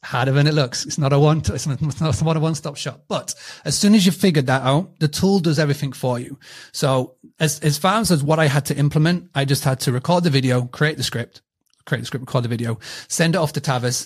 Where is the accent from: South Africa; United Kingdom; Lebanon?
United Kingdom; accent: British; my British accent